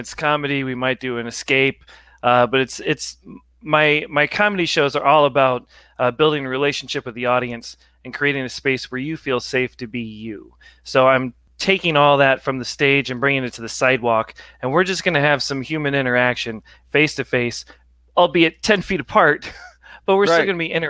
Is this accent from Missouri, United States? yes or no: yes; Ballwin, Missouri, United States; moved away as an adult; also born or lived in New York City / Los Angeles; I grew up in Baldwin